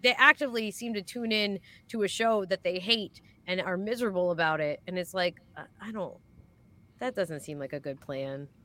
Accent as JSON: {"language": "English", "town": "Philadelphia", "region": "Pennsylvania", "country": "United States", "said": "I'm from Philadelphia"}